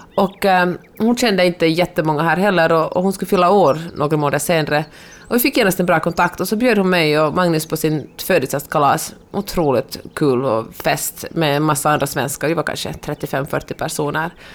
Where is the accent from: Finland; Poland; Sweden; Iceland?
Finland; Helsinki, Uusimaa; born or raised there; now in Los Angeles, United States